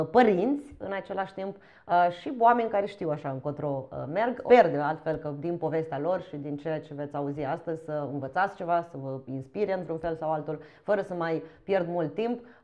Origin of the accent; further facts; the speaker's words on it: Târgoviște, Dâmbovița County, Romania; Eu sunt din Târgoviște